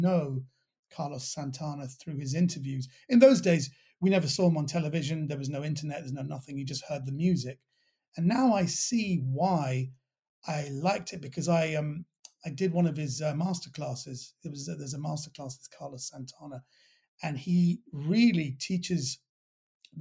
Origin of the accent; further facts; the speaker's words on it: London, United Kingdom; accent: well-brought-up West Londoner; I was raised in Kensington